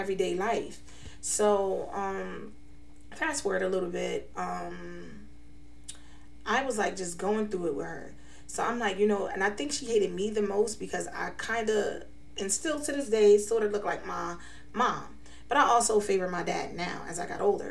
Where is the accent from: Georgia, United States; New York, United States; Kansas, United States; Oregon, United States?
New York, United States; New York City; now in Scranton, United States; I was born and raised in New York City. I'm currently residing in Scranton, Pennsylvania.